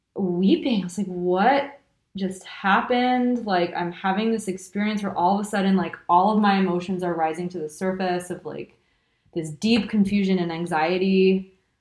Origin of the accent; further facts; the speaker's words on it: California, United States; moved away as an adult; now in Paris, France; I did grow up in California it's funny because I tell people I'm I grew up in Southern California and then um, spent my high school years in Northern California